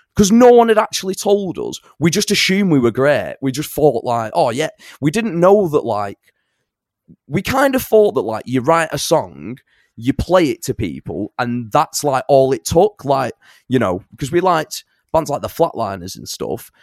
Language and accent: English; Salford / Bury, North West England, United Kingdom; also born or lived in Bangor, Wales; I grew up, I was born in Salford and then I grew, I spent, like, my teenage years up in, like, North Bury